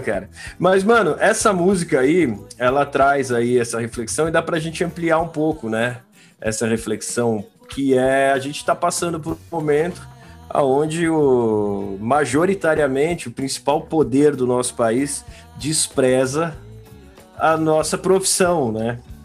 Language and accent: Portuguese; São Paulo, Brazil; A gente é de São Paulo capital aqui